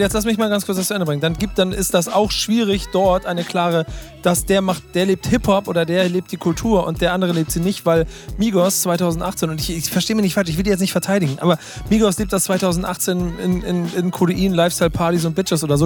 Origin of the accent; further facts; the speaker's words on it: Hamburg, Germany; Ey, wir sind Hamburger